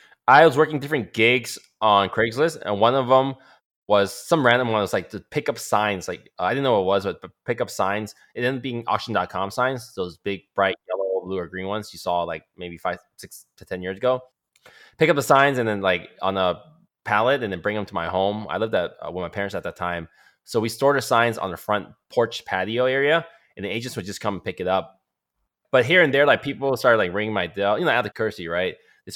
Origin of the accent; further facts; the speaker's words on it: Canada; now in United States; Because I'm Canadian, I was planning to do it all at one time, taking tests for citizenship